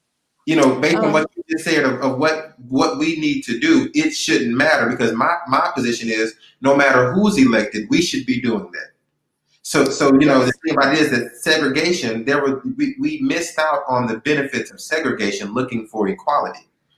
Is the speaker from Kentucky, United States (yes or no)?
no; Texas, United States; I grew up in the Pleasantville community and it's made me who I am.